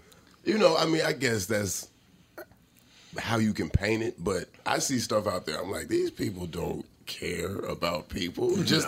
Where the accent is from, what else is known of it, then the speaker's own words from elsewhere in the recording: Atlanta, Georgia, United States; moved away; also born or lived in Los Angeles; I come from Atlanta